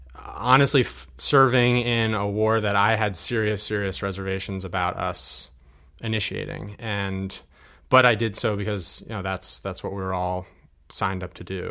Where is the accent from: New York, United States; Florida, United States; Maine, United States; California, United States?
New York, United States; Hurley; this is the town that I was born and raised in. Uh, even though I went to Kingston High School, I'm actually from Hurley